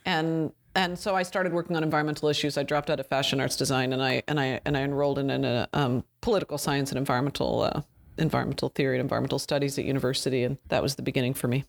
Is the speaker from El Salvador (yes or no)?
no; Canada; I'm Canadian